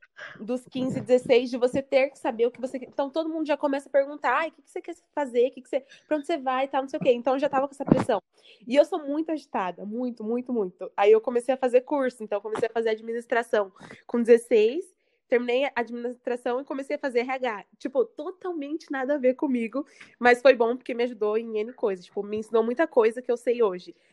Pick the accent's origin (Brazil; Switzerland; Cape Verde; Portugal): Brazil; São Paulo; now in Santos, Brazil; sou de São Paulo